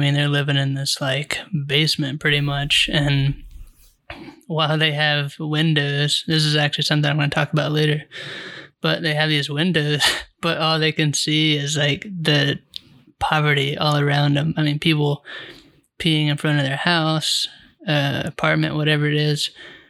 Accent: United States; we're American and we got to be awesome and beat everyone and control everything.

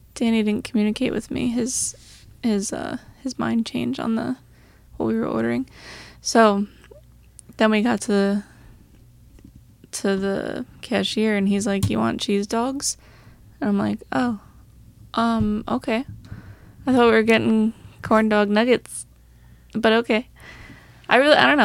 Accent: Long Island, New York, United States; we're from Long Island

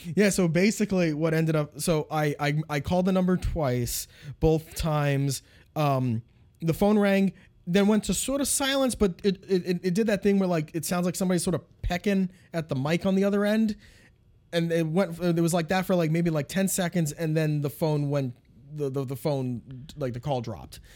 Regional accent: Pennsylvania, United States; moved away; also born or lived in Binghamton, New York; I grew up in Pennsylvania

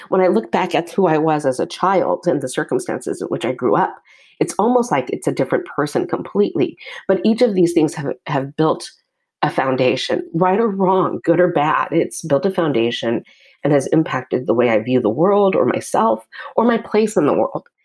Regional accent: United States; I am Asian American. I'm Chinese American specifically.

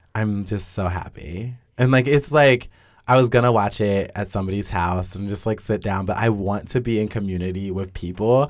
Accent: Wichita, Kansas, United States; also born or lived in Lawrence, Kansas; I'm from Wichita.

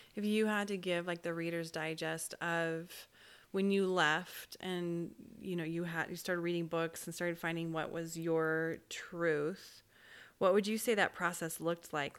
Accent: Orem, Utah, United States; I grew up in Orem, Utah

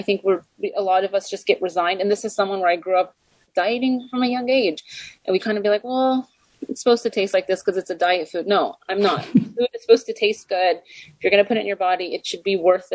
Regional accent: Texas, United States; moved away; I am originally I was born and raised in Texas

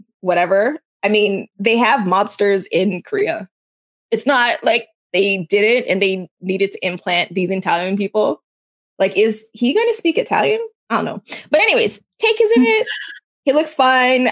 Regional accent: Canada; I'm Canadian

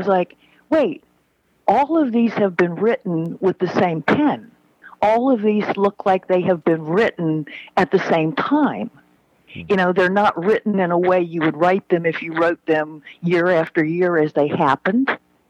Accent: Panama Canal Zone, Panama; born there; I was born in the Panama Canal Zone

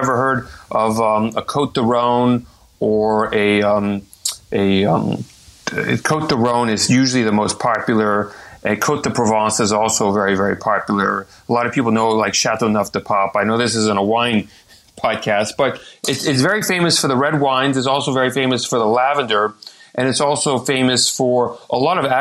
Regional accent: Texas, United States; also born or lived in France; now in Arizona, United States; I'm originally from Texas

